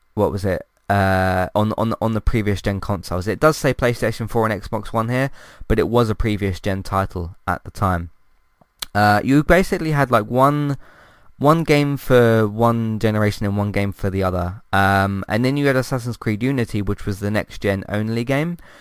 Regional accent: London, United Kingdom; I'm from London

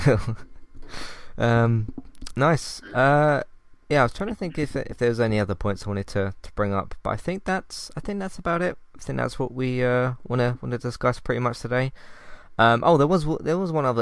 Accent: United Kingdom; I'm from the UK

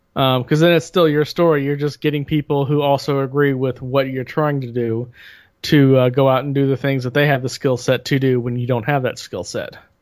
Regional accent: United States; I am an American

